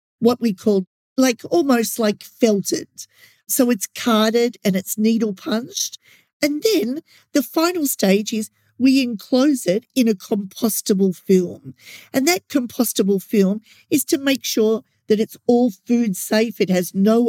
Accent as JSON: {"language": "English", "country": "Australia", "said": "as an Australian"}